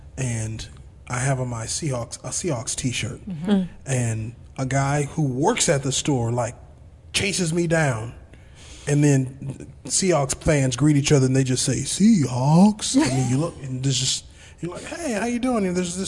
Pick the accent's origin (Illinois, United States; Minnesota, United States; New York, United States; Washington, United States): Washington, United States; Seattle; moved away as an adult; also born or lived in Austin; now in Oklahoma City, United States; I'm from Seattle.